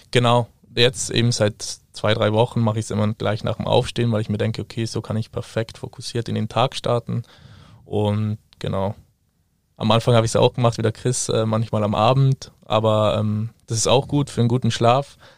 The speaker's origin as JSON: {"language": "German", "region": "Trentino-Alto Adige", "country": "Italy", "said": "ich komme ursprünglich aus Südtirol, ähm, bin ziemlich äh, ein Familienmensch"}